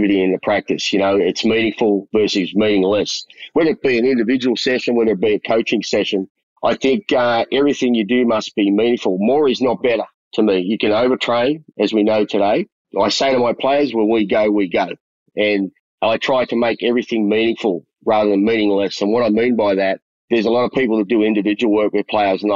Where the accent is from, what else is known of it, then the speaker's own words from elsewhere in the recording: Melbourne, Victoria, Australia; moved away as an adult; also born or lived in Collingwood, Melbourne / Broadmeadows West, Melbourne; now in Taiwan; And then we moved to Richmond, but I grew up in Richmond